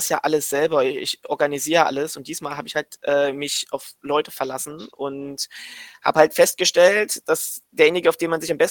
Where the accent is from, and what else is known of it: Leipzig, Saxony, Germany